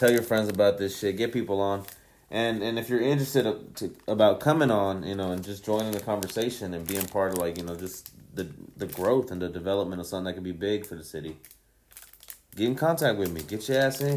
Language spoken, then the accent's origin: English; Kansas City, Missouri, United States; also born or lived in Colorado; I'm from Kansas City.